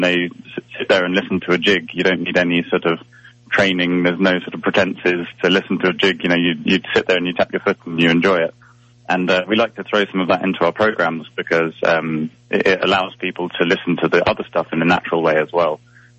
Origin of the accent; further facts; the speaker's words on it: England, United Kingdom; So it came around because I'm English and the other three members are Scottish